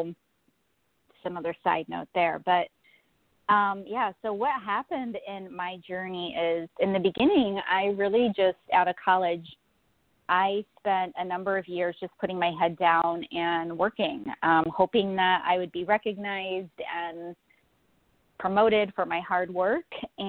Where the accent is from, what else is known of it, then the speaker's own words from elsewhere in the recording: Florida, United States; born there; now in Buffalo, United States; Yeah, so I'm actually in Buffalo, New York. I was born in Florida, actually, and moved north to Buffalo.